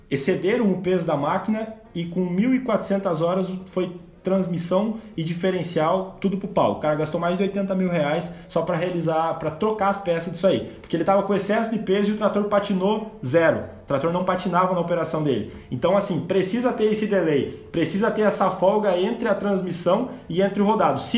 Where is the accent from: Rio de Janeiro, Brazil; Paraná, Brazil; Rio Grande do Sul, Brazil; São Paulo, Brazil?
Rio Grande do Sul, Brazil; moved away as an adult; Logo que eu vim do Rio Grande do Sul para cá, em 2018